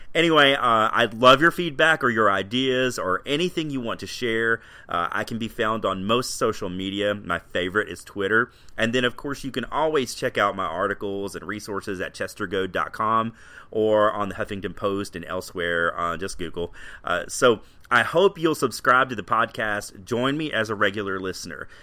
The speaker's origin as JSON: {"language": "English", "region": "Tennessee", "country": "United States", "tie": "born or raised there", "said": "I grew up in Tennessee and I'm married"}